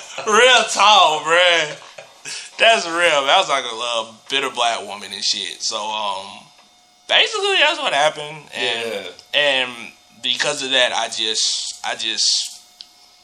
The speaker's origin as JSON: {"language": "English", "area": "Clayton County", "region": "Georgia", "country": "United States", "tie": "born or raised there", "said": "I grew up in Clayco."}